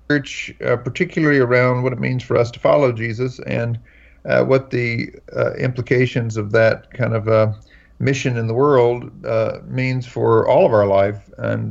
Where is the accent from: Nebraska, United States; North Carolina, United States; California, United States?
North Carolina, United States; I grew up here in North Carolina and was raised Baptist in North Carolina.